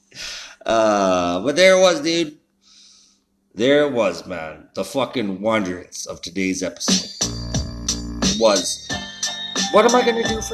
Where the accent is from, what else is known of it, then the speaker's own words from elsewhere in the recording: Canada; being a Canadian